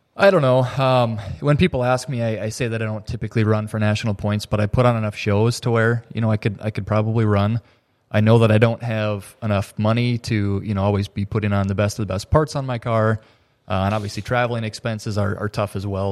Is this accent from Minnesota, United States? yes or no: yes; Thief River Falls, Minnesota, United States; I am from Thief River Falls, Minnesota